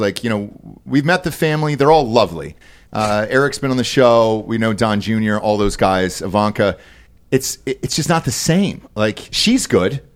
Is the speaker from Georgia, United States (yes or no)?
yes; Atlanta, Georgia, United States; moved away; I grew up in Fulton County